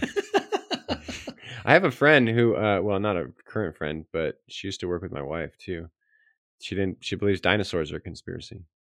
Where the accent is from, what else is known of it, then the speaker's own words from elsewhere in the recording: California, United States; I'm from California.